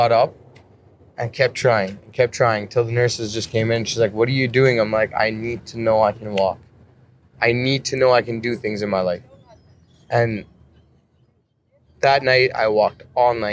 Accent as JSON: {"language": "English", "town": "Calgary", "region": "Alberta", "country": "Canada", "said": "I'm out here in Toronto. I'm actually from Calgary"}